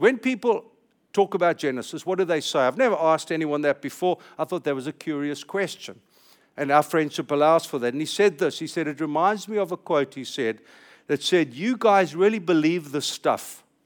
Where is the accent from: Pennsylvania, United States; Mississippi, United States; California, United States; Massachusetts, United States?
California, United States; I'm speaking as a Californian